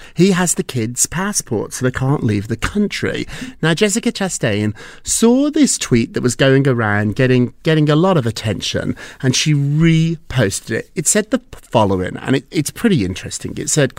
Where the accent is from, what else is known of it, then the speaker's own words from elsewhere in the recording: England, United Kingdom; born there; also born or lived in Edinburgh, Scotland; Well, I went to school there. I'm from England. I was born